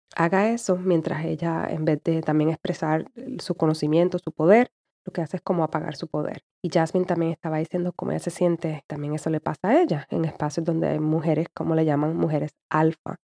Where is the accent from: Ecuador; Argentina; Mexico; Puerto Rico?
Puerto Rico; como puertorriqueña, fui criada y todavía tengo esa mentalidad